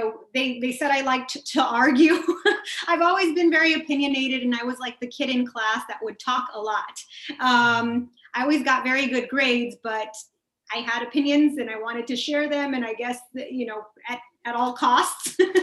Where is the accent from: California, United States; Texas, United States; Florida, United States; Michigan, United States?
Texas, United States; Rio Grande Valley; moved away as an adult; now in Washington, D.C., United States; I'm from the Rio Grande Valley in Texas, and you know, it's an impoverished area